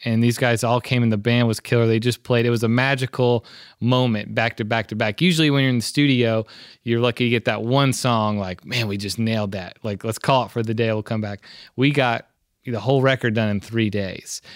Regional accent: Memphis, Tennessee, United States; I'm born and raised in Memphis

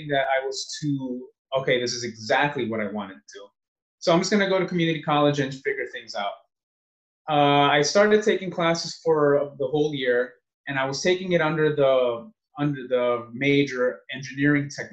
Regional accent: New Jersey, United States; moved away as an adult; now in Los Angeles, United States; I was born and raised in New Jersey.

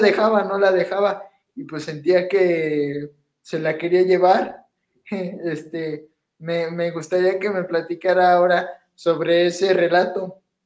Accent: Pachuca, Hidalgo, Mexico; soy de aquí de Pachuca.

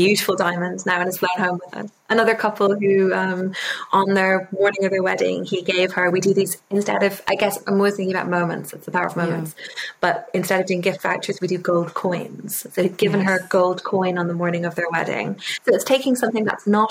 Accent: Ireland; also born or lived in London, United Kingdom; My dad is English, so I grew up half in London, half in the UK in London and half in Ireland

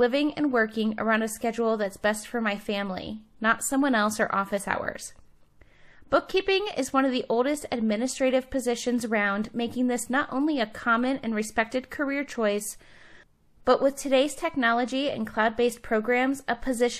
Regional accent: Cleveland, Ohio, United States; now in Salt Lake City, United States; I'm originally from Cleveland

